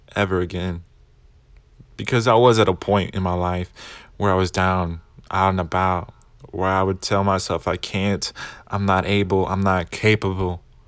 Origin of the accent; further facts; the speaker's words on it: Arkansas, United States; I'm Mexican proudly from Arkansas